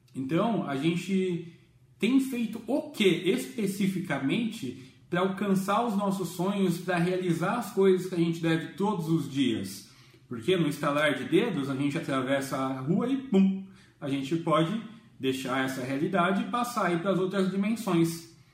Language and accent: Portuguese; Jundiaí, São Paulo, Brazil; eu sou de Jundiaí